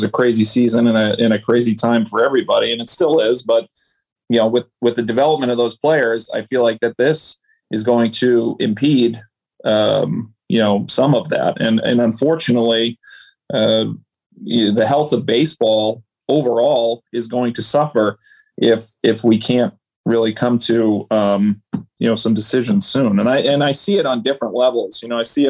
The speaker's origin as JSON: {"language": "English", "town": "Boston", "region": "Massachusetts", "country": "United States", "tie": "born or raised there", "said": "we grew up here in Boston"}